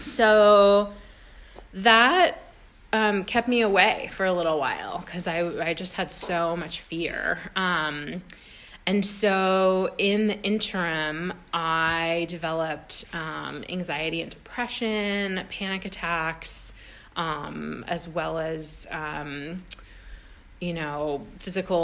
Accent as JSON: {"language": "English", "town": "Sacramento", "region": "California", "country": "United States", "also_born_or_lived": "Bay Area", "moved": "as an adult", "lives_now": "East Bay, United States", "said": "I'm from Sacramento"}